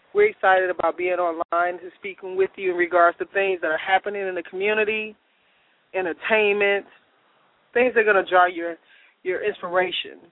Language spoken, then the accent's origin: English; Chicago, Illinois, United States; I'm from Chicago